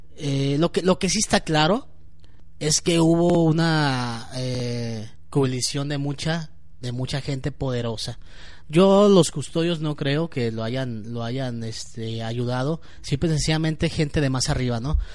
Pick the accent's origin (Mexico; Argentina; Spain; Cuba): Mexico; yo como ciudadano mexicano